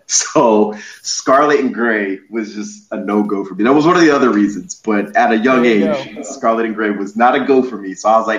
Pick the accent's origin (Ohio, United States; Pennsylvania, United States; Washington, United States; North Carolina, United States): Ohio, United States; Columbus; also born or lived in Hartford, Connecticut; So I was born and raised in Columbus, Ohio. I was born and raised in Columbus, Ohio. I lived in Hartford, Connecticut for a couple years. And then I moved right back to Ohio.